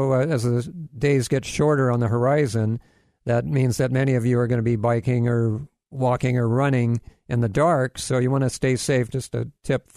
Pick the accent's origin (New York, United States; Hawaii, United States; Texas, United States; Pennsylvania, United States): Hawaii, United States; Kailua; now in Florida, United States; I'm originally, you know, I grew up in Hawaii. Now I live in Florida, but spent most of my life in Hawaii.